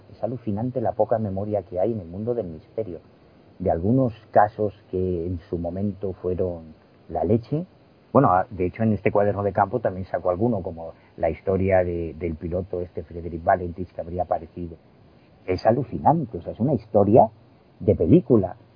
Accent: A Coruña, Galicia, Spain; born there; Si me preguntas dónde naciste, toda la vida te voy a decir que en La Coruña.

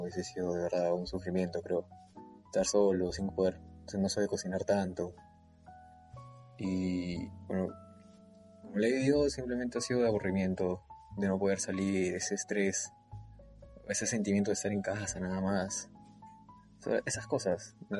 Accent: Peru; moved away as an adult; now in Santa Cruz de la Sierra, Bolivia

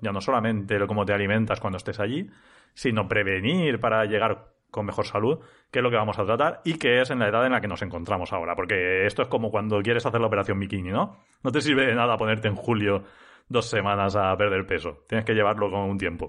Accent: Elda, Valencian Community, Spain; also born or lived in Ibi; yo trabajo en IBIA, aunque soy de ELDA

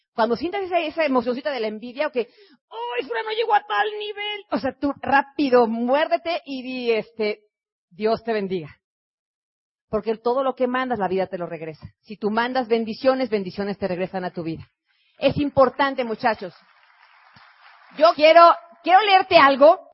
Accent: Mexico

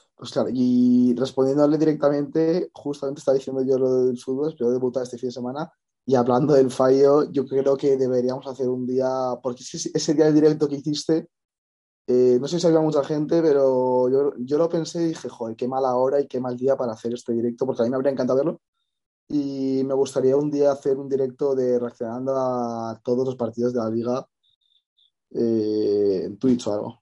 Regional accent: Madrid, Community of Madrid, Spain; soy de Madrid

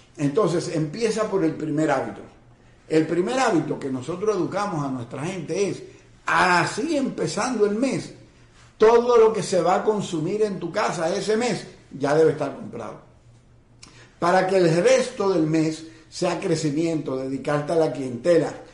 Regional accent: Dominican Republic

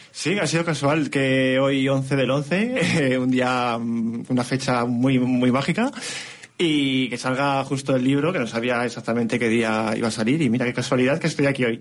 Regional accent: Morales de Toro, Castile and León, Spain; yo cuando iba de la mano de mi abuela de pequeño, en Morales de Toro

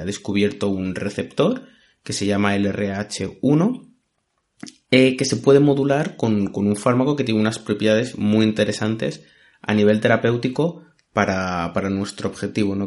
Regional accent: Spain; los que como yo somos españoles

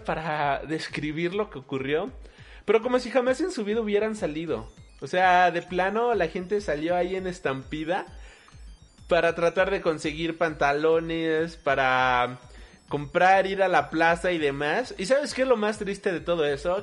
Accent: Mexico; aquí en la Ciudad de México, nosotros somos de México

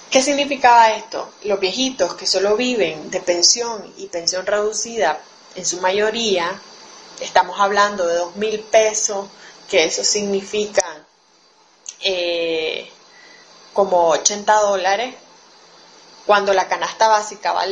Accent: Nicaragua; Un saludo desde Nicaragua a las compañeras de Radio Humedales y de todo el Coño Sur. … soy nicaragüense, feminista y tortillera.

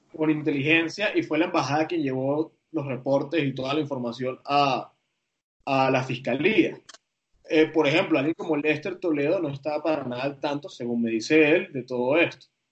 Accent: Venezuela; soy periodista, tengo una responsabilidad con el oficio, pero soy venezolano

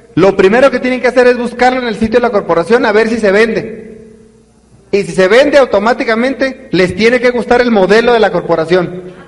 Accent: northern Mexico, Mexico; Se nota que soy norteño bien silvestre

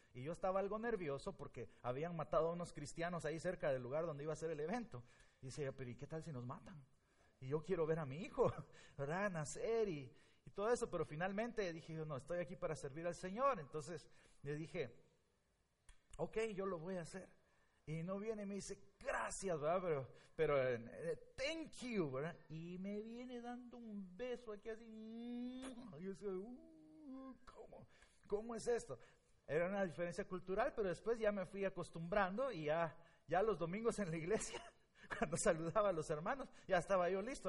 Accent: Guatemala; moved away as an adult; now in Blue Island, United States; Yo soy de Guatemala

